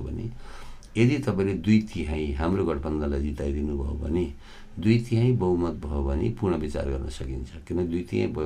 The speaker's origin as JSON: {"language": "Nepali", "area": "Gulmi", "region": "Lumbini Province", "country": "Nepal", "moved": "yes", "said": "म गुल्मीको मान्छे हुँ"}